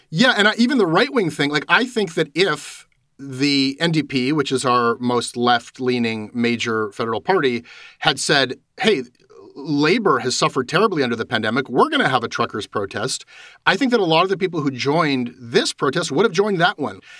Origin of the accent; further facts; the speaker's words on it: Canada; just my sense as a Canadian talking to Canadians